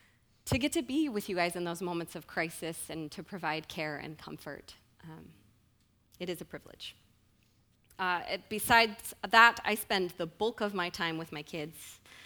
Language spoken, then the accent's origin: English; Snohomish, Washington, United States; I was actually born in the Pacific Northwest area. I grew up around the Snohomish area, and actually my siblings and my parents still live there